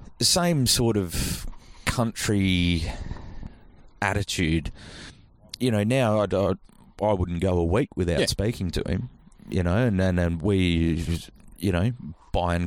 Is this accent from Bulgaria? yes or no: no; Albany, Western Australia, Australia; I'm from Albany